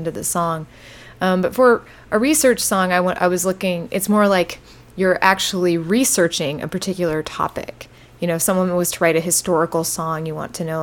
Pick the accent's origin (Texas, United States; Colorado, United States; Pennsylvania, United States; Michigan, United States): Texas, United States; born or raised there